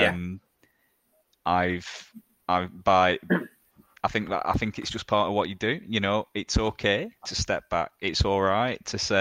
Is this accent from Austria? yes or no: no; Burnley, North West England, United Kingdom; I'm from Burnley